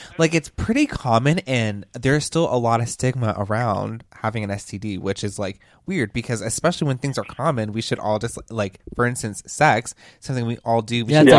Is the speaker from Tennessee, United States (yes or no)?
no; Orlando, Florida, United States; Like, I just was lucky to be born in Orlando. And I'm a military kid, so I've lived all around.